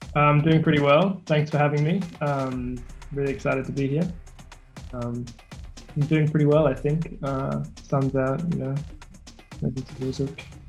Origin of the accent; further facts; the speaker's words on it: Sydney, New South Wales, Australia; I'm from Sydney, Australia